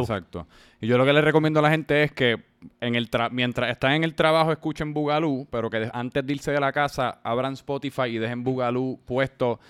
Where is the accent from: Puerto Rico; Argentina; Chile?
Puerto Rico; San Juan; yo también soy de Santurce